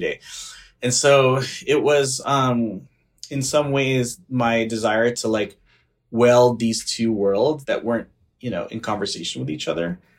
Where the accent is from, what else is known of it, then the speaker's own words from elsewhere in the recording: Los Angeles, California, United States; I'm from Northeast L A.